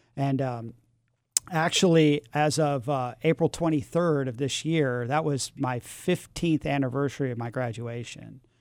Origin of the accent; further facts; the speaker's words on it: San Francisco, California, United States; I grew up in San Francisco in the, in the six, in, in the seventies, and, and my parents had moved to San Francisco in nineteen sixty-seven for the summer of love. I was two years old